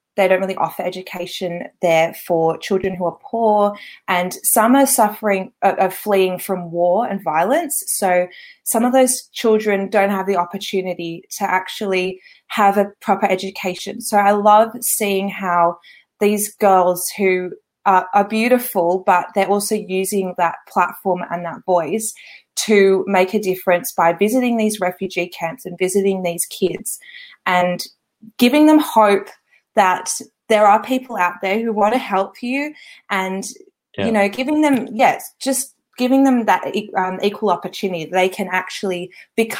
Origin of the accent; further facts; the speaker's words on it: Manly, New South Wales, Australia; I'm actually from Manly, which is well known in the world